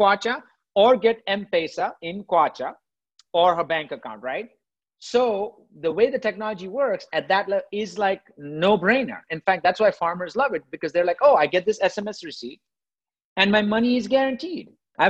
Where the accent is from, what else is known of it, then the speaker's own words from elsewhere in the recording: India; moved away; I grew up in India, right? I grew up poor in India